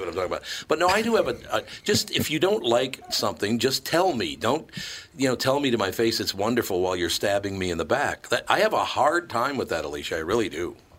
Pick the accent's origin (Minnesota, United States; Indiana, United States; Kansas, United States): Minnesota, United States; Minneapolis; moved away; I was born and raised in Minnesota